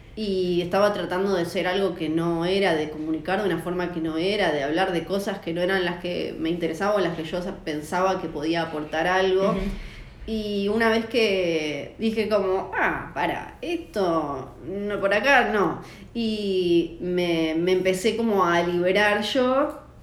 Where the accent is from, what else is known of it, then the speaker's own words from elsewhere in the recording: Tierra del Fuego, Argentina; moved away as an adult; also born or lived in Ushuaia; soy fueguina